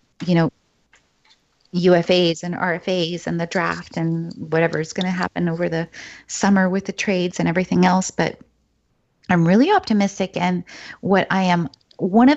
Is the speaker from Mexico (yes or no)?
no; Vancouver, British Columbia, Canada; I'm from Vancouver